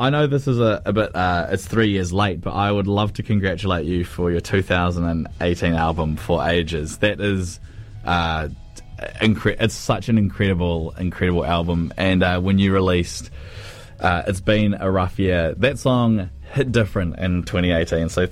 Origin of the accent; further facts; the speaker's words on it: Cromwell, Otago, New Zealand; I grew up in Cromwell